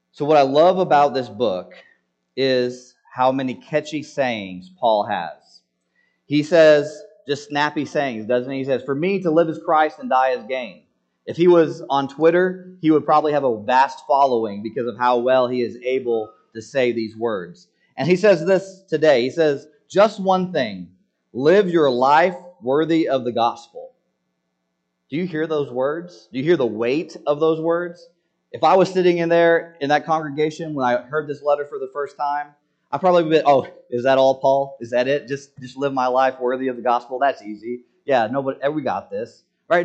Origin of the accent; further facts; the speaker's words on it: United States; as American citizens